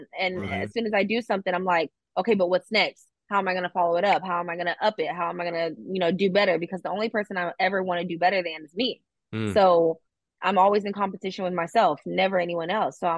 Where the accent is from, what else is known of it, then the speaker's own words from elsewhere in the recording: Houston, Texas, United States; moved away as an adult; also born or lived in Pearland, Texas; Born and raised Houston, Texas